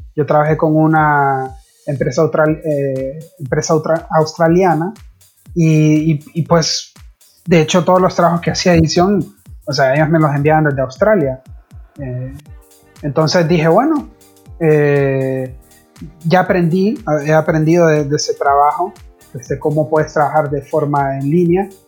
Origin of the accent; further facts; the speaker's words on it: Honduras; now in Buenos Aires, Argentina; soy de Honduras